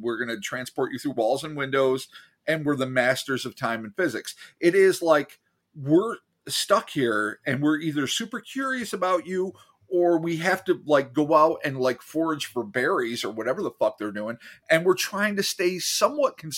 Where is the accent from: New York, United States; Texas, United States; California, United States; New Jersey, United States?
New York, United States; I'm a New Yorker